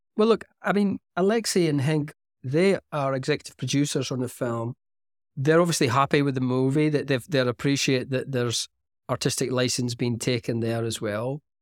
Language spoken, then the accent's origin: English; Aberdeen, Scotland, United Kingdom; moved away; Aberdeen, which is my hometown